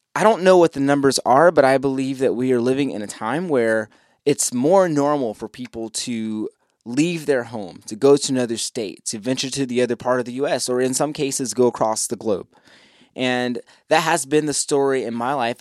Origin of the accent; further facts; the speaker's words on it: Columbus, Ohio, United States; moved away as an adult; now in Charlotte, United States; I left my home state. I left, I left Columbus, Ohio